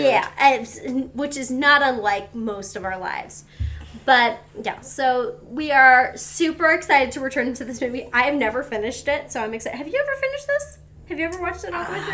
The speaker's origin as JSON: {"language": "English", "town": "Seattle", "region": "Washington", "country": "United States", "said": "we're from Seattle."}